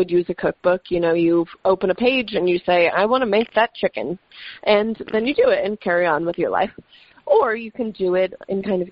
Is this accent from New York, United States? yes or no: yes; the Catskills, New York, United States; I grew up in the Catskills. My mom is Dutch